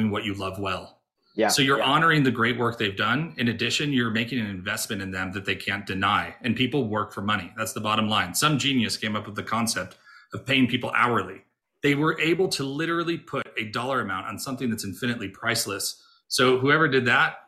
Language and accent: English; Rochester, New York, United States; I grew up in Rochester, New York